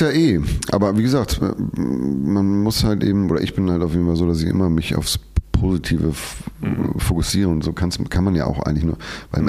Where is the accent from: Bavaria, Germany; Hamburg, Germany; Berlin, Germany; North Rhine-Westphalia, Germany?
Hamburg, Germany; als Hamburger